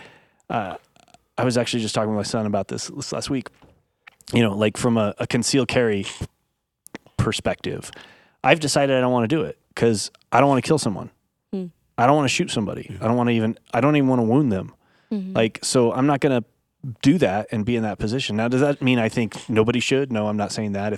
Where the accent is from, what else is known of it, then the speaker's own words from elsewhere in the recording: United States; I was raised in America